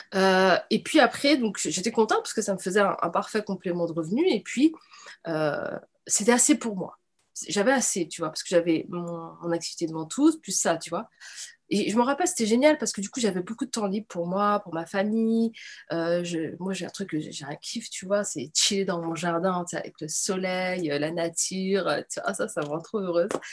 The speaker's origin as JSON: {"language": "French", "town": "Nantes", "region": "Pays de la Loire", "country": "France", "tie": "born or raised there", "said": "j'ai grandi, tu vois, à Nantes"}